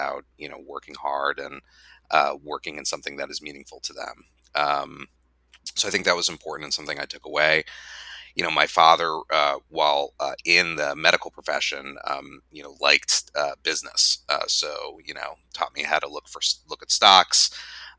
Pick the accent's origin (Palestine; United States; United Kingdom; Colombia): United States; Phoenix, Arizona; now in Washington, D.C., United States; I grew up in Phoenix, Arizona.